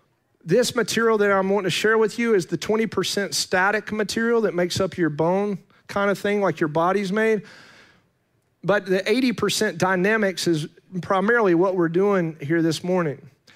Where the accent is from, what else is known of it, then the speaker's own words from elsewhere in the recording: Fletcher, North Carolina, United States; born there; I come from around here. I was born in Fletcher.